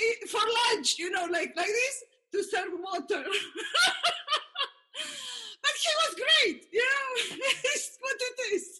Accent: Argentina; I am from Argentina

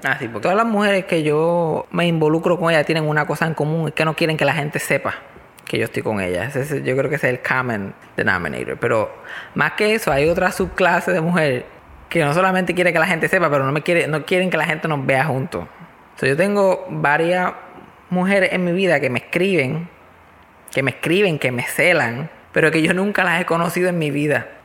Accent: Mayagüez, Puerto Rico; Yo soy de Mayagüez y cuando yo era chiquito no existía nada de computadora ni nada, por lo menos donde yo vivía en el monte, entre medio de Mayagüez y Las Marías

